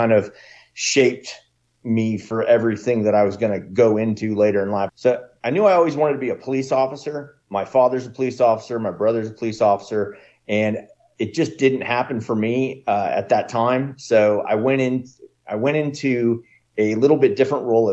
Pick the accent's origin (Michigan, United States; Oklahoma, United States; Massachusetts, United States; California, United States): California, United States; Northern; moved away as an adult; now in Texas, United States; I grew up in Northern California